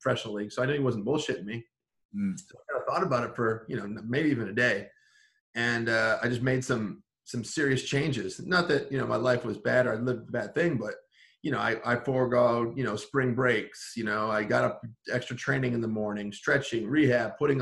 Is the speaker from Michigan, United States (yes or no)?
yes; Paw Paw, Michigan, United States; my hometown of Paw Paw, Michigan